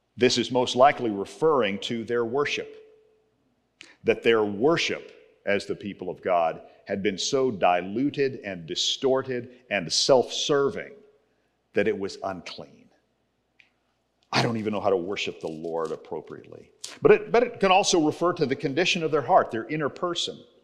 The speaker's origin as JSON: {"language": "English", "region": "Texas", "country": "United States", "tie": "born or raised there", "moved": "yes", "said": "I grew up in Texas"}